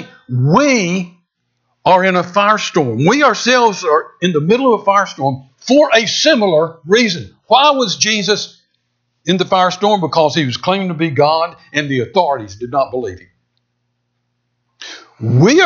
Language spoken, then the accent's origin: English; San Diego, California, United States; I was born in San Diego, California